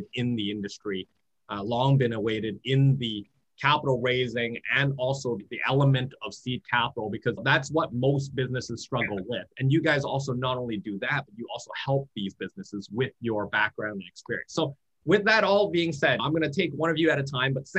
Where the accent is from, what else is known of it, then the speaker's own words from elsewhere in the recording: Vancouver, British Columbia, Canada; from my hometown in Vancouver